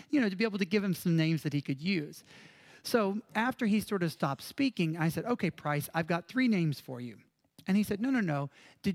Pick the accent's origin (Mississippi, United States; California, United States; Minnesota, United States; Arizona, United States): Mississippi, United States; moved away; I'm from Mississippi.